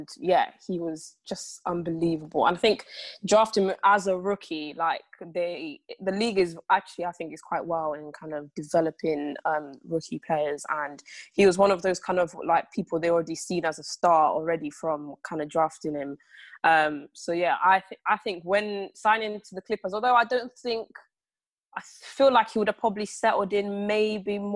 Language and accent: English; England, United Kingdom; growing up in England as well